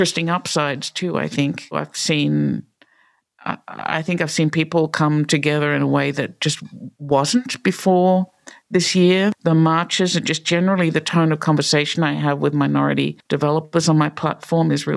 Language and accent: English; Australia; moved away as an adult; also born or lived in New York; now in Pittsburgh, United States; I grew up in Australia